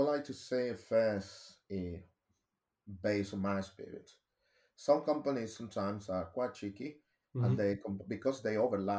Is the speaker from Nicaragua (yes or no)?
yes; Nicaragua; English is a second language; moved away as an adult; now in United Kingdom; and I remember when I moved to the UK, because I'm originally from Latin America, a tiny country called Nicaragua, I explored multiple opportunities.